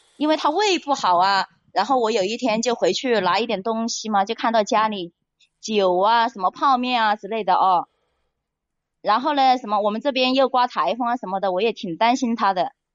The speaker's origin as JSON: {"language": "Chinese", "region": "Hunan", "country": "China", "tie": "born or raised there", "moved": "yes", "lives_now": "Haining, China", "said": "我是老家是湖南的"}